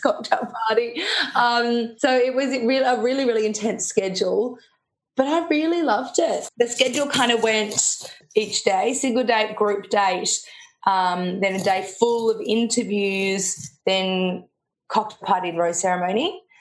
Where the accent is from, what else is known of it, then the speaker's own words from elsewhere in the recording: Melbourne, Victoria, Australia; grew up in Melbourne, so um, had a really nice, lovely, cushy life